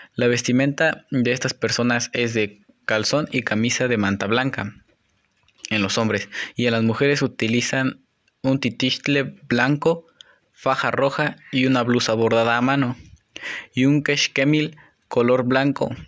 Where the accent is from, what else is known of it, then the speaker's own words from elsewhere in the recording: Mexico; nuestras culturas y tradiciones como mexicanos